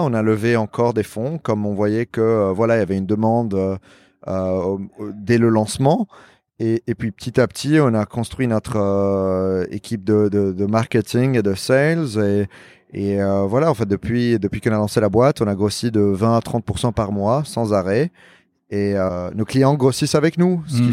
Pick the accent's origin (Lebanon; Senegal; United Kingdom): Lebanon; also born or lived in New York, United States / Paris, France; now in Miami, United States; je suis libanais